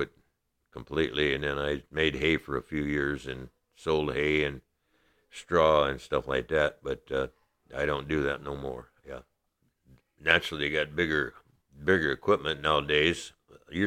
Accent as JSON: {"language": "English", "town": "La Porte", "region": "Indiana", "country": "United States", "tie": "born or raised there", "said": "I'm from LaPorte, Indiana. I have lived here 83 years. I was born and raised in LaPorte County."}